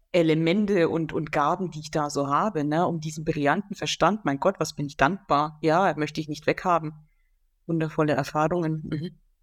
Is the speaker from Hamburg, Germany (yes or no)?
no; Franconia, Bavaria, Germany; moved away; in die alte Heimat zurückgeführt worden zu sein, nach Franken, wo ich geboren bin